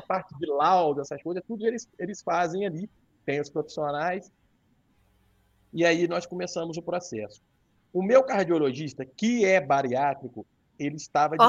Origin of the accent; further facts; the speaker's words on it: Santo Antônio de Pádua, Rio de Janeiro, Brazil; eu sou de Santo Antônio de Pádua, que é norte do estado, divisa com, com Minas